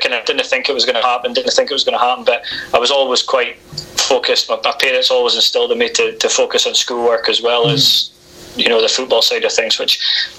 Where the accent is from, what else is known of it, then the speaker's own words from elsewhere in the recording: Oldmeldrum, Scotland, United Kingdom; I'm from Old Melbourne